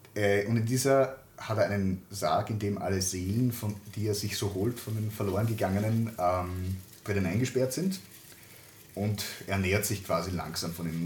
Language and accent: German; Lower Austria, Austria; accent: Lower Austrian dialect; bei meiner Großmutter teilweise aufgewachsen bin, dadurch habe ich den niederösterreichischen Dialekt drauf